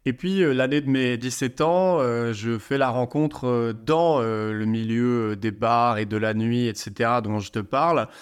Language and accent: French; Liège, Wallonia, Belgium; J'étais dans la ville de Liège, en Belgique, c'est ma ville natale